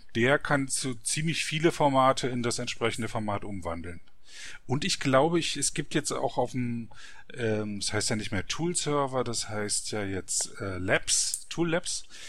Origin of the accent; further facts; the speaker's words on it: Frankfurt, Brandenburg, Germany; Frankfurt-Oder, das ist die Stadt, wo ich aufgewachsen bin